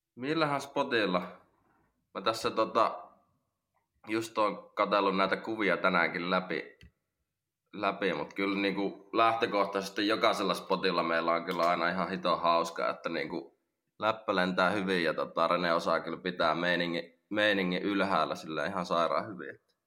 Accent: Lahti, Päijät-Häme, Finland; mä oon Lahesta, Lahesta kotoisin täällä syntynyt

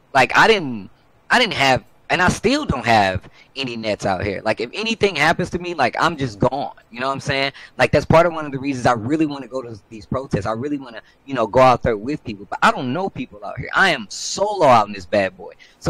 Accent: Midwest, United States; I'm from the Midwest. I am from a red state. I am 36 years old.

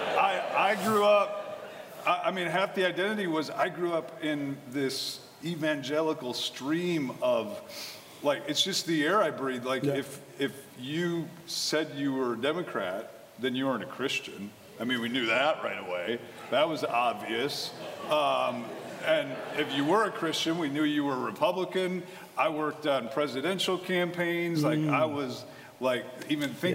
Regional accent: Wisconsin, United States; I grew up in Wisconsin.

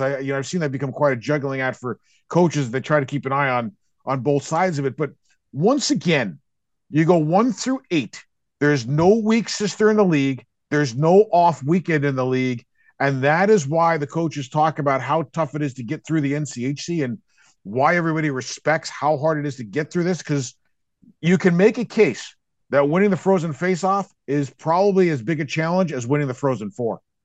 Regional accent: New York, United States; moved away; also born or lived in Hartford, Connecticut; a sports fan growing up in New York

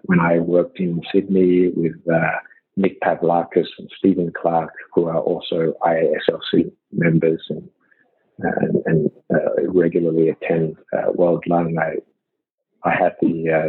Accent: Shanghai, China; born there; also born or lived in Australia; because of my background coming from Australia, I was born in China, in Shanghai, I speak the language. So as a Chinese Australian

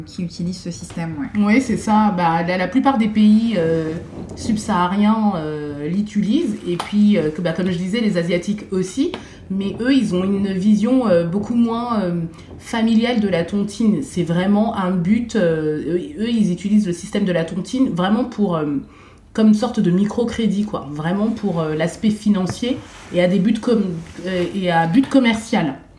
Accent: Cameroon; je suis camerounaise

